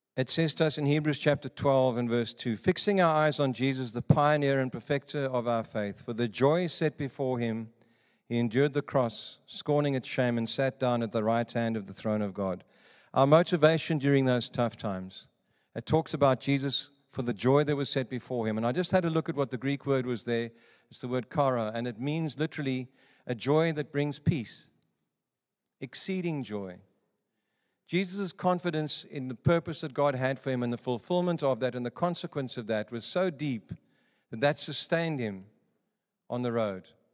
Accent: South Africa; moved away; also born or lived in Johannesburg / Cape Province; I come from South Africa

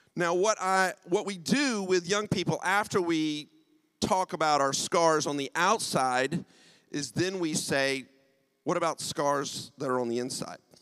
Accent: United States; accent: American; moved away as an adult; also born or lived in United Kingdom; now in St Albans, United Kingdom; I'm from the U.S. My wife and I moved to the U.K. 23 years ago. Haven't lost the accent at all

